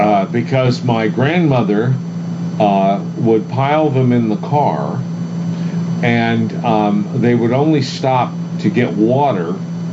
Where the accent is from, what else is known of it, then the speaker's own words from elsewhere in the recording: Bangor, Maine, United States; You know, growing up in Maine, Bangor, Maine, and understanding what it was like to not know where you're going to get your next meal.